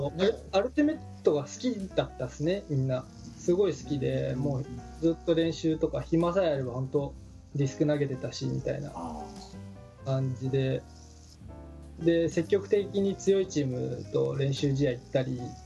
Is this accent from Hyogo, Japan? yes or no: no; Shizuoka, Japan; 僕地元静岡なんですけど